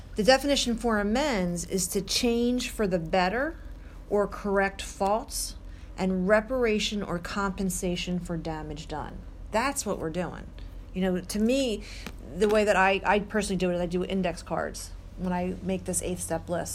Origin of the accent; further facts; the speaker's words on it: Mount Laurel, New Jersey, United States; now in Mount Holly, United States; I grew up in Mount Laurel, I live in Mount Holly